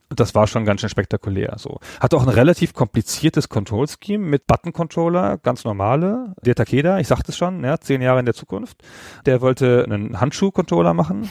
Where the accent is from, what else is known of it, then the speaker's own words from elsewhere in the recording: Holzminden, Lower Saxony, Germany; in meiner Heimatstadt in Holzminden